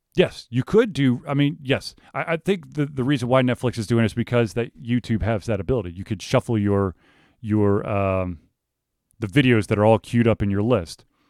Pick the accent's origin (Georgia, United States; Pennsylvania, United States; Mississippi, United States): Georgia, United States; Atlanta; I grew up in Atlanta.